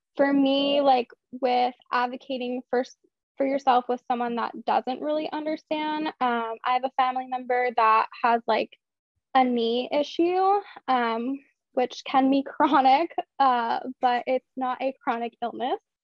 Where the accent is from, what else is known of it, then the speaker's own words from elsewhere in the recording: Philadelphia, Pennsylvania, United States; I am from Philadelphia